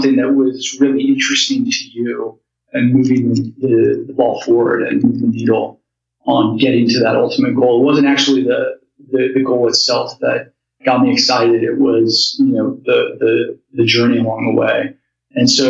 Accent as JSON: {"language": "English", "region": "rural Colorado", "country": "United States", "tie": "born or raised there", "said": "I grew up in Colorado, in like rural Colorado, and grew up on a ranch"}